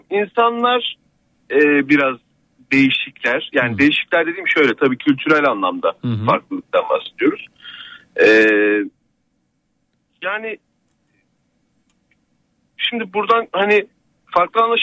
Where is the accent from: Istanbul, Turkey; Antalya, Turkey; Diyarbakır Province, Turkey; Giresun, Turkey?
Giresun, Turkey; Eynesil; moved away; aslen Giresunluyum bu arada ben.